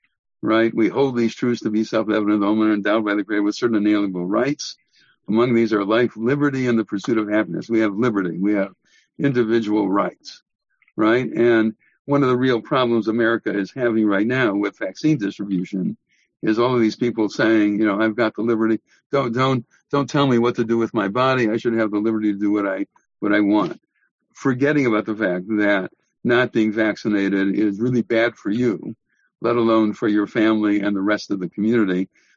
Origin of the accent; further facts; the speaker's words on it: United States; And we as American Jews balance the individualism of our American identity with the communitarianism of our Jewish identity.